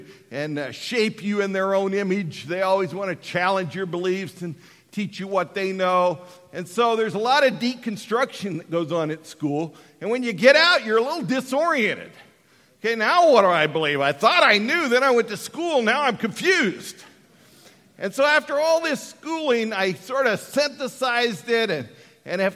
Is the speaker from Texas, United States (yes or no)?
no; Colorado, United States; born or raised there; moved away